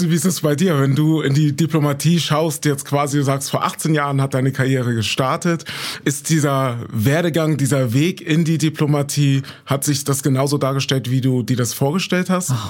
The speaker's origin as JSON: {"language": "German", "region": "Northern Germany", "country": "Germany", "said": "du in Norddeutschland, meiner Heimatregion."}